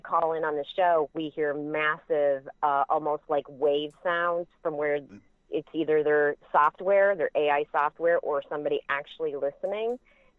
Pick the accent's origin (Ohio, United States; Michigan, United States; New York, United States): Ohio, United States; Cleveland area; I'm from the Cleveland area.